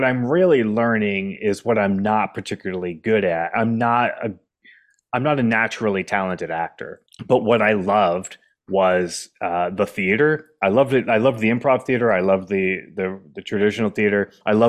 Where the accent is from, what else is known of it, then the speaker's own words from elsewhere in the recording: New Hampshire, United States; I grew up in New Hampshire, and Boston's kind of the home city if you grew up in New Hampshire.